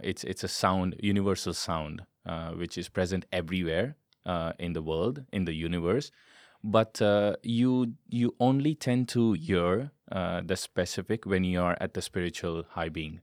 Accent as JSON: {"language": "English", "country": "India", "said": "I am Indian by origin"}